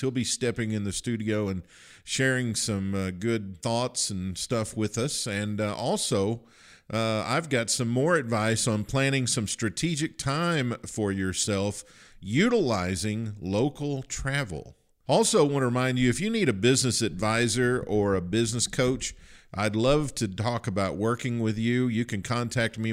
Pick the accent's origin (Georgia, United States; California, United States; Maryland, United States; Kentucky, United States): Kentucky, United States; I, I grew up in Kentucky